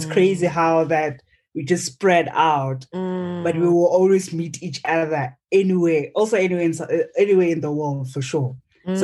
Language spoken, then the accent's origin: English; Limpopo, South Africa; I'm from Limpopo, very green, very tropical. We are the face of mangoes and avocados. That's us.